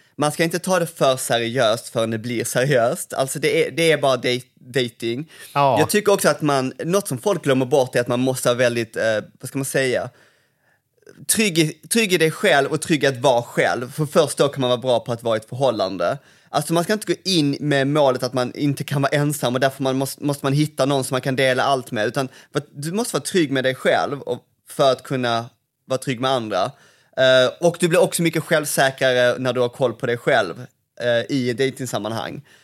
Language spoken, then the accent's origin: Swedish; Malmö, Skåne, Sweden; moved away; här växte jag upp